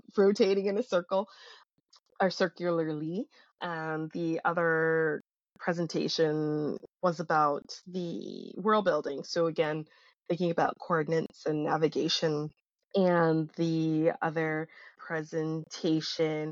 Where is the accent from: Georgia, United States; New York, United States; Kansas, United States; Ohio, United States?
New York, United States; New York City; I was born and raised in Brooklyn.